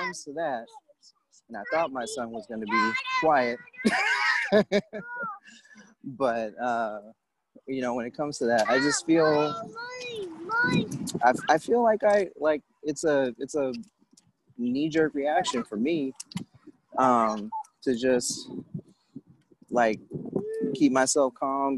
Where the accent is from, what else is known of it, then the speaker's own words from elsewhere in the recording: California, United States; as a Californian